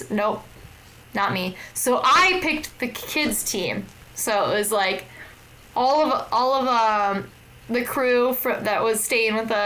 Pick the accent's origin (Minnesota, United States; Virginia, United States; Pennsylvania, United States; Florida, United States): Minnesota, United States; now in Portland, United States; I'm from Minnesota